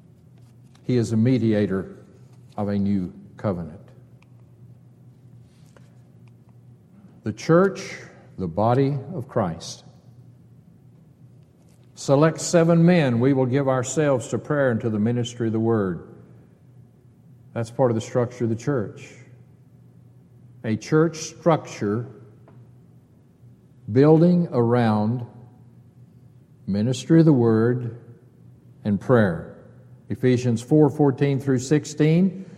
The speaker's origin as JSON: {"language": "English", "region": "Texas", "country": "United States", "said": "Being a Texan"}